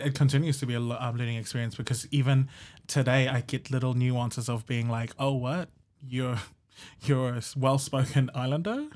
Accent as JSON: {"language": "English", "region": "Rotuma", "country": "Fiji", "tie": "born or raised there", "moved": "yes", "lives_now": "Hamilton, New Zealand", "said": "growing up in Rotuma"}